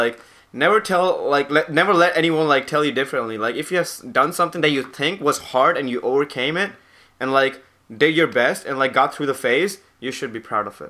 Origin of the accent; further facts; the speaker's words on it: Varanasi, Uttar Pradesh, India; moved away as an adult; also born or lived in Rajasthan; now in United States; Lucknow is the capital city of my state, Uttar Pradesh. And Varanasi is my hometown.